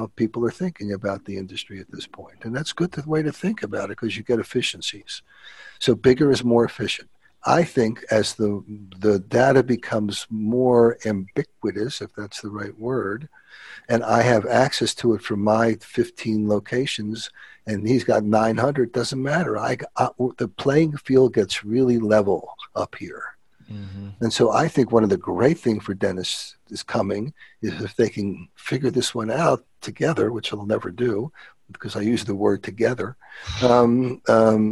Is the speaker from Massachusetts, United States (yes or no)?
no; Philadelphia, Pennsylvania, United States; I'm from Philly